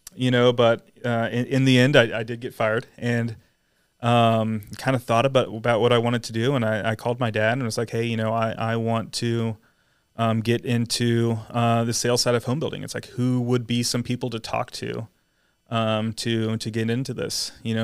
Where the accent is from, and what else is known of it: San Antonio, Texas, United States; born or raised there; also born or lived in Atlanta, Georgia